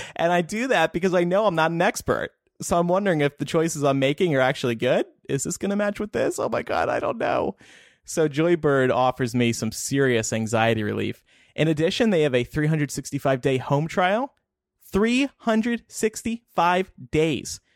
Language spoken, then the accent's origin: English; New Jersey, United States; I grew up in South Jersey